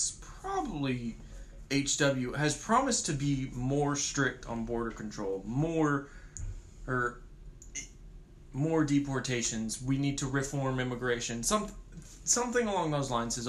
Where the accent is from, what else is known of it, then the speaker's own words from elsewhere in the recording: Katy, Texas, United States; I grew up in Katy.